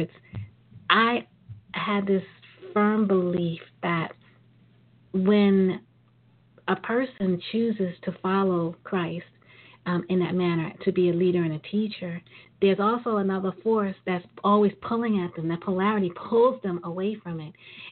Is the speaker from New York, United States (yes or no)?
yes; New York City, New York, United States; I'm from Brooklyn.